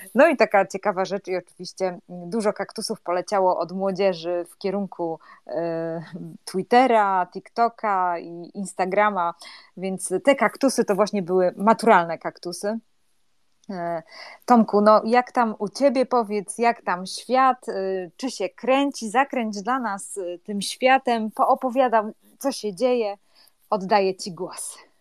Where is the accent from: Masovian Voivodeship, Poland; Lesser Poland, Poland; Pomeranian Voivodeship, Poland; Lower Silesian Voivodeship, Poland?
Pomeranian Voivodeship, Poland; Gdańsk; u nas w Gdańsku